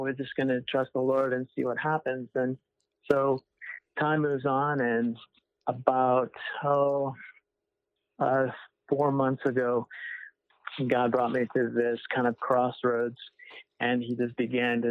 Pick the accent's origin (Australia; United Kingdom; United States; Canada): United States; Winterset, Iowa; moved away as an adult; I grew up in Iowa, right in the middle of Iowa. It's called Winterset, Iowa